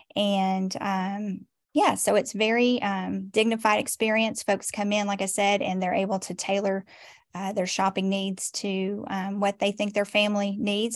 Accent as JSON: {"language": "English", "town": "Nashville", "region": "Tennessee", "country": "United States", "tie": "born or raised there", "also_born_or_lived": "Cheatham County / Robertson County / Sumner County", "moved": "as an adult", "lives_now": "Portland, Tennessee, United States", "said": "I was born and raised in Nashville"}